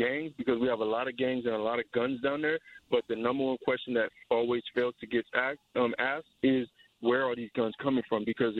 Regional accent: United States; I've been born and raised in America, but I've seen it from both sides as a U.S. citizen, as a Haitian descendant.

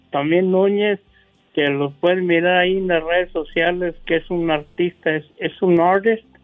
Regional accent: Guadalajara, Jalisco, Mexico; soy de Guadalajara, Jalisco.

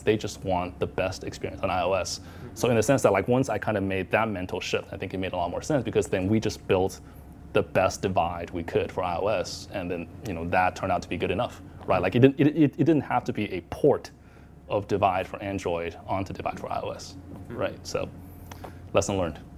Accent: Arizona, United States; moved away as an adult; now in Hong Kong; I grew up in Arizona um, where there's not a lot of Asians

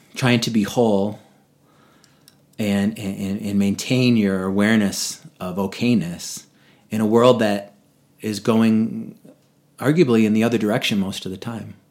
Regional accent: Boston, Massachusetts, United States; moved away as an adult; now in Vail, United States; in New England where I grew up in Boston area

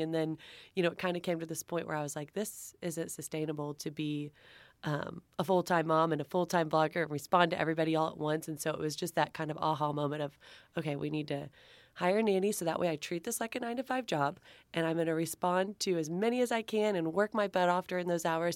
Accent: Texas, United States; I'm from Texas, so I've got my Southern Charm chapter

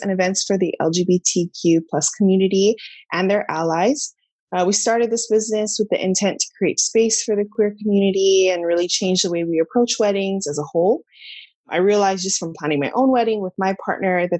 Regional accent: Hawaii, United States; moved away as an adult; also born or lived in Los Angeles; I'm from Hawaii, we were living in Los Angeles

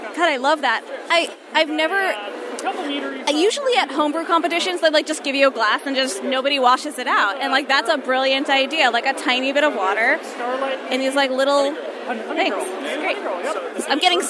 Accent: Woodmere, New York, United States; I'm also from Nassau County.

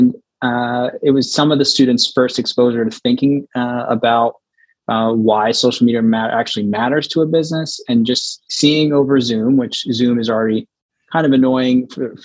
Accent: United States; also born or lived in Philadelphia; I'm American, I'm based in America.

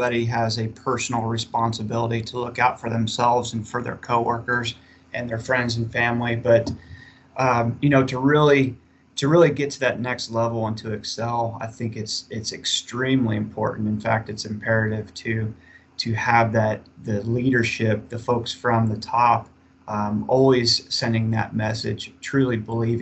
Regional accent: Kansas, United States; I'm originally from Kansas

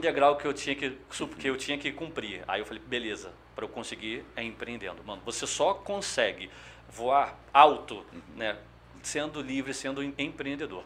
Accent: São Gonçalo, Rio de Janeiro, Brazil; also born or lived in Niterói; eu sou criado, fui criado em São Gonçalo, nasci no Niterói, mas criado em São Gonçalo.

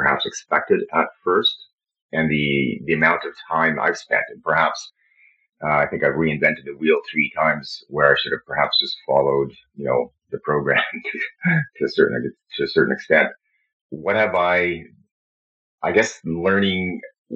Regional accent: Canada; I'm Canadian. I live in Canada

